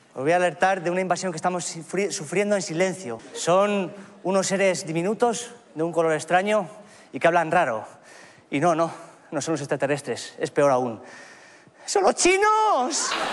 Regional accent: Spain; Siendo española de origen taiwanés

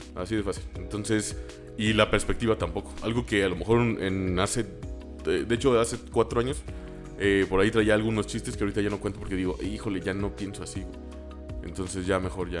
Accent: San Luis Potosí, Mexico; Yo soy un pendejo de San Luis

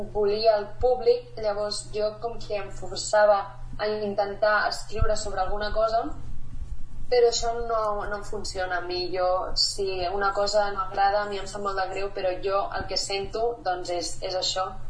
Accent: Granollers, Catalonia, Spain; moved away as an adult; now in Mallorca, Spain; vaig néixer a Granollers

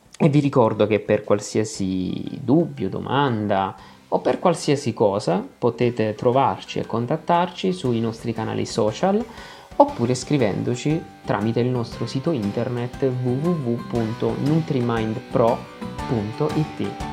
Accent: Apulia, Italy; Io sono pugliese

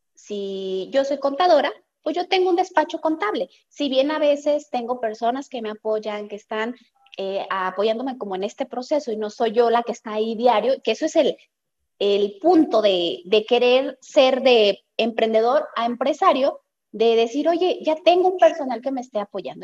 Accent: Guadalajara, Jalisco, Mexico; yo soy de Guadalajara, Jalisco

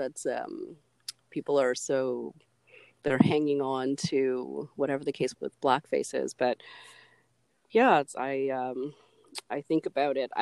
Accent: Canada; as a Canadian

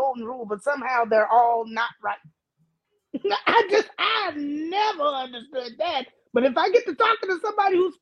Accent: Hawaii, United States; first language Hawaiian; English is a second language; as a Hawaiian person who believes in two-spiritedness

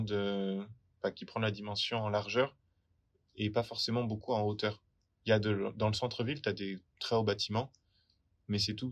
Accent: France; moved away as an adult; now in Melbourne, Australia; je suis français

